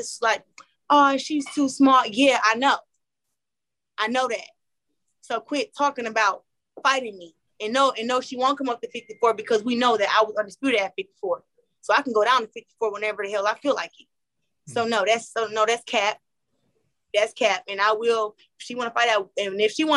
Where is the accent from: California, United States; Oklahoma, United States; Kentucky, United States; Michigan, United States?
Michigan, United States; Flint; I was born in Flint